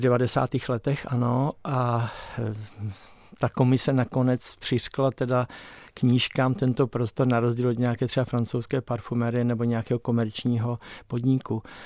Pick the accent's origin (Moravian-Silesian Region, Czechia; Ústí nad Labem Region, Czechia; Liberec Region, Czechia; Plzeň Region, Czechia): Moravian-Silesian Region, Czechia; Krnov; moved away as an adult; also born or lived in Nový Jičín; now in Prague, Czech Republic; my jsme s rodiči bydleli v Krnově, já jsem se narodil tady v Novém Číně